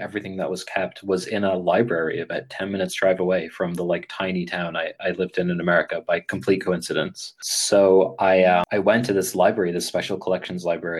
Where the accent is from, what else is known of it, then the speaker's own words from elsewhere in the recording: Ireland; accent: American; So I had, as you can probably tell by my speaking voice, I grew up in Ireland, but I sound very American.